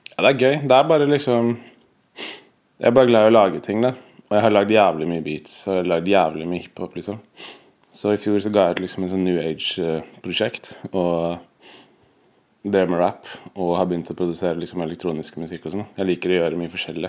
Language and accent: Norwegian; Oslo, Norway; jeg er fra Oppsal. Eh, født i Oslo. Bodd på Oppsal hele livet